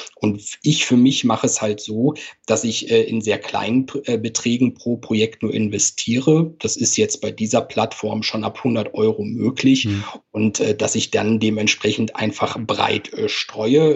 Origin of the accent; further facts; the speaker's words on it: Cologne, North Rhine-Westphalia, Germany; accent: Cologne Singsang; moved away as an adult; also born or lived in Hamburg; wie man vielleicht auch ein bisschen an meinem Singsang hört, gebürtiger Kölner